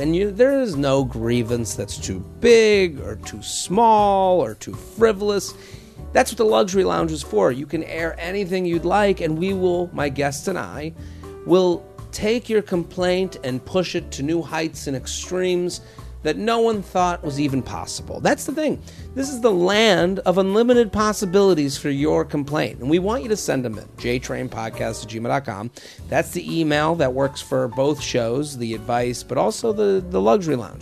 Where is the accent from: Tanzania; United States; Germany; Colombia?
United States; outside of Boston, Massachusetts; That's my hometown. I'm from outside of Boston